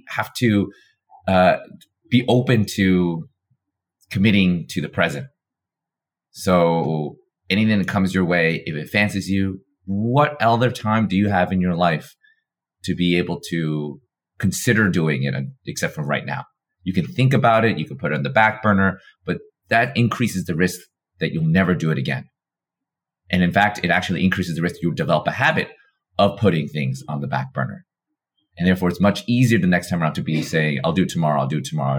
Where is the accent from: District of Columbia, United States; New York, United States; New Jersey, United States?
New York, United States; having been born and raised in New York